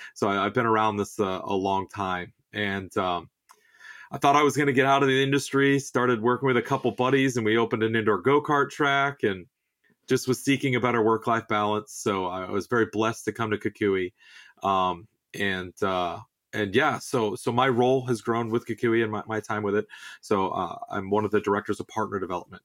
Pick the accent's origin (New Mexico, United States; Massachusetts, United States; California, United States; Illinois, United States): California, United States; Southern; I grew up in the Southwest, uh, you know, I'm a native Southern Californian